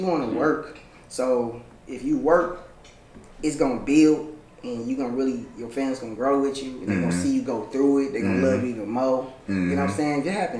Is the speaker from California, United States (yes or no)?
no; Detroit, Michigan, United States; because I'm from Detroit.